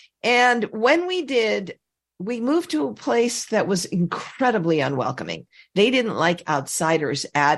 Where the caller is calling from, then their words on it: Westlake Village, California, United States; Westlake Village, California, over the hill from Malibu, on the way to Santa Barbara.